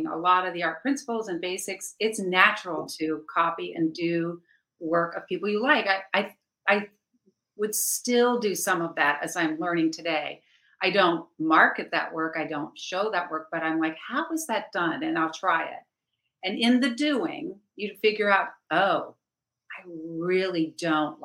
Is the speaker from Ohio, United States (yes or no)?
yes; Cincinnati, Ohio, United States; I'm from Cincinnati, Ohio